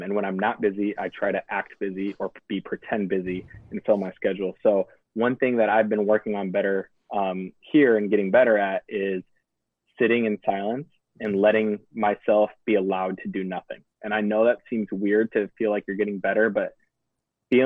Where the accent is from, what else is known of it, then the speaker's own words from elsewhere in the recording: Illinois, United States; I grew up in Illinois on a farm